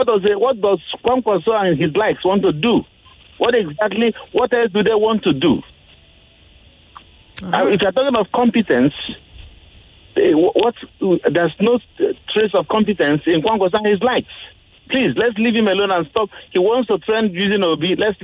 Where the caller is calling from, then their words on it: Victoria Island, Lagos, Nigeria; I'm speaking from Victoria Island.